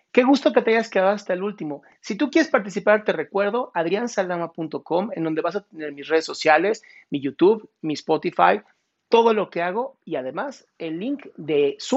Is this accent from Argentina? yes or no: no; Tabasco, Mexico; Soy de Tabasco.